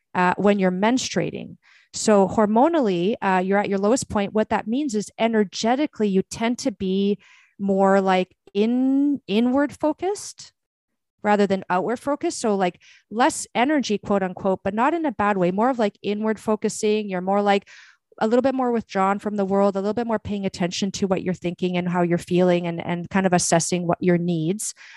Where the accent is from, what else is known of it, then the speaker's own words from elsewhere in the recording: Brazil; moved away; I was born in Brazil